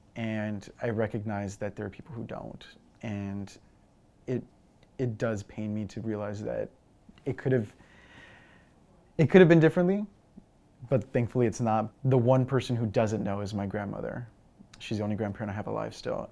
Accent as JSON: {"language": "English", "town": "Eagle Pass", "region": "Texas", "country": "United States", "moved": "yes", "said": "I'm originally from Eagle Pass, Texas"}